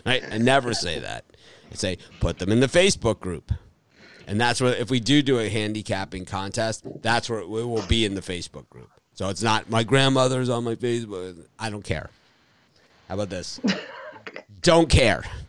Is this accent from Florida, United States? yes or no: yes; Miami, Florida, United States; my hometown, Miami, Florida